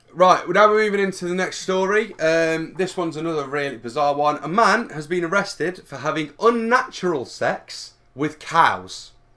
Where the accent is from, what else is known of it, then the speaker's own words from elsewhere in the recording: Derby, East Midlands, United Kingdom; we are from Derby